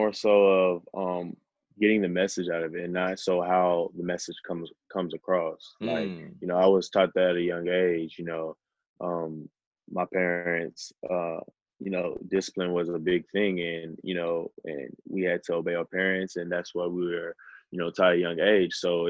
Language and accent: English; Nigeria; Being a Nigerian and coming from our culture, my parents actually instilled a lot of great things into me.